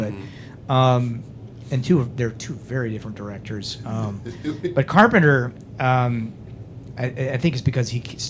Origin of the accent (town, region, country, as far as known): Schuyler, Nebraska, United States; born or raised there